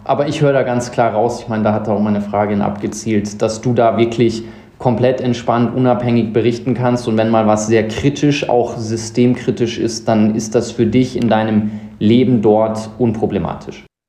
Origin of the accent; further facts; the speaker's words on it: South Africa; now in Munich, Germany; Ich bin in Südafrika groß geworden, sechs Jahre da gelebt